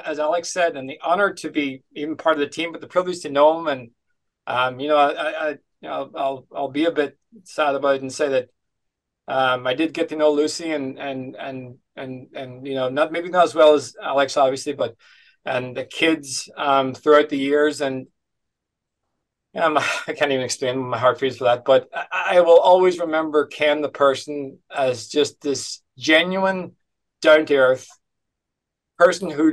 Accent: Letterkenny, Ulster, Ireland; I'm from Letterkenny.

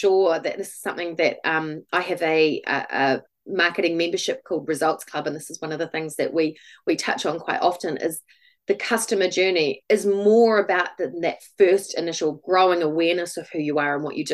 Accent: Christchurch, Canterbury, New Zealand; also born or lived in Dunedin; I live in Christchurch. I grew up in Christchurch

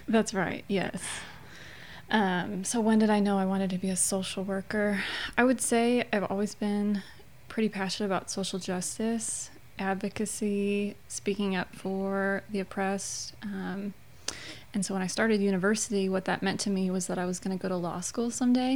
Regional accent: Chicago, Illinois, United States; moved away as an adult; now in Louisiana, United States; I'm uh, born and raised in Chicagoland

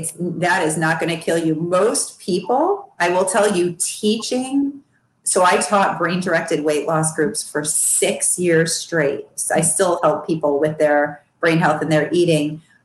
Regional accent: Midwest, United States; Although I grew up in the Midwest and pretty much every dinner my mother ever made was a sloppy Joe, ribs, steak, pork chops, shish kebab.

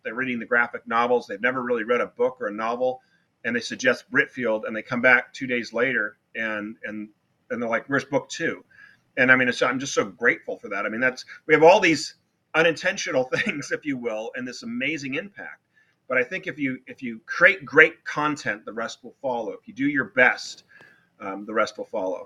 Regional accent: Newport Beach, California, United States; I had a great elementary school when I was growing up in Newport Beach, California

